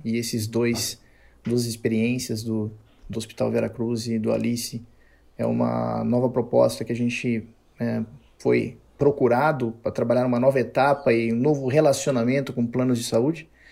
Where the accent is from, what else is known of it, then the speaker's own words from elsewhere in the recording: Campinas, São Paulo, Brazil; sou de Campinas